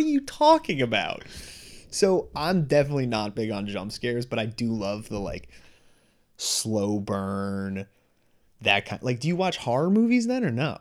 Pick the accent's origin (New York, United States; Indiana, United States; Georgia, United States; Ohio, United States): New York, United States; moved away as an adult; now in Boston area, United States; I grew up in New York